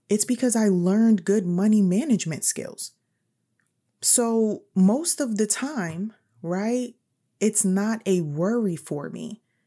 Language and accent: English; New York City, New York, United States; moved away as an adult; I'm from New York City